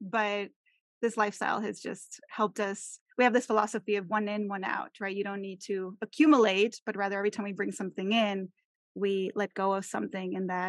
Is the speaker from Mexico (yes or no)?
yes; Mexico; English is a second language; I am originally from Mexico, from where you are, Marisol. I was born in Mexico City and then raised throughout all different parts of Mexico. I lived in, I think it's seven different cities throughout my upbringing